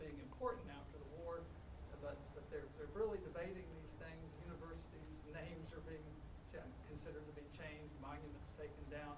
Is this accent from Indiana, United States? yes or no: no; Virginia, United States; now in San Antonio, United States; I grew up in Virginia, and I'm a faithful Virginian